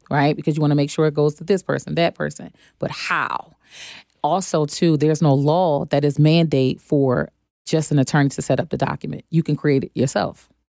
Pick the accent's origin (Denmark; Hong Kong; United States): United States; Philadelphia, Pennsylvania; now in Charlotte, United States; I'm from Philadelphia. Um, now I'm living in Charlotte